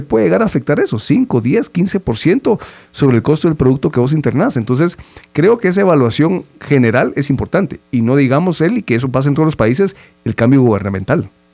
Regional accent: Guatemala; como guatemaltecos

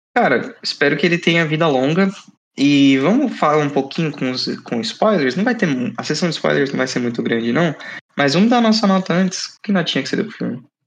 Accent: Brazil; Eu sou brasileiro brasileiro, fiquei morei no Brasil eternamente

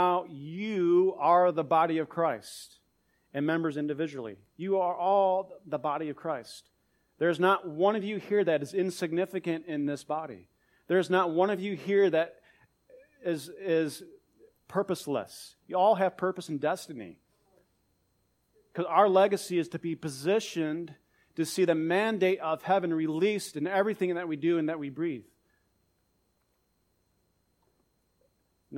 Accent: United States; I'm from the United States.

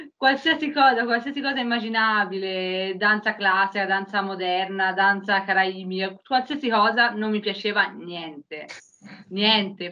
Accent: Prato, Tuscany, Italy; vengo da Prato, in Toscana

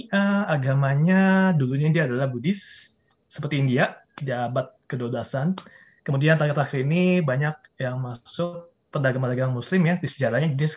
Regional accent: Indonesia; Kita orang Indo itu saking paspor kita lemah

